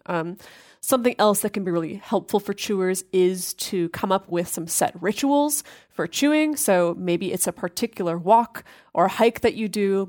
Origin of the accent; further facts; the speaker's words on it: United States; growing up in American culture